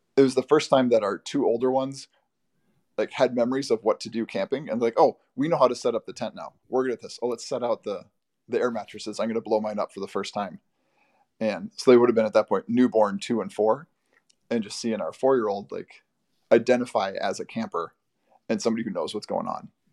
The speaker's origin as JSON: {"language": "English", "town": "Bloomington", "country": "United States", "tie": "born or raised there", "said": "I grew up in Bloomington, right next to the very large Highland Park"}